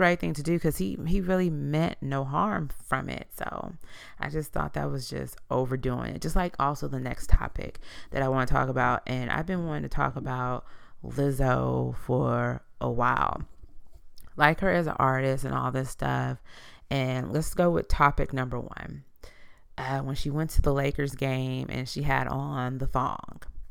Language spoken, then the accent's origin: English; United States; as the American people